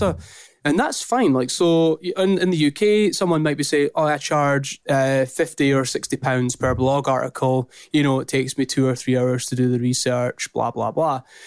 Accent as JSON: {"language": "English", "region": "Scotland", "country": "United Kingdom", "also_born_or_lived": "St Andrews", "accent": "strong Scottish", "said": "my strong Scottish accent"}